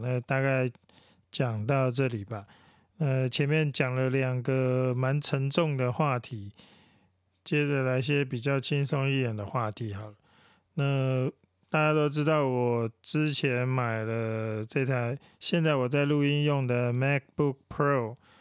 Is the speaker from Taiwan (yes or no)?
yes; Taiwan; 我们台湾人